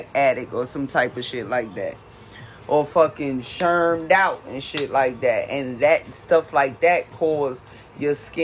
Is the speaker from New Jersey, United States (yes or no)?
yes; Jersey City, New Jersey, United States; moved away as an adult; now in California, United States; I'm originally from Jersey City, New Jersey